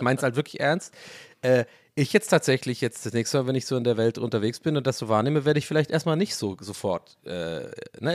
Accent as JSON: {"language": "German", "region": "Swabia", "country": "Germany", "said": "bei uns im Schwabenland"}